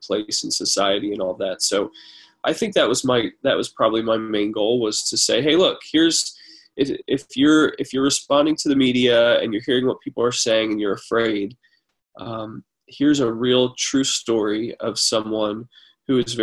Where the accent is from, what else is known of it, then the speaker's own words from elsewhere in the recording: United States; I'm an American, a Christian. I grew up here.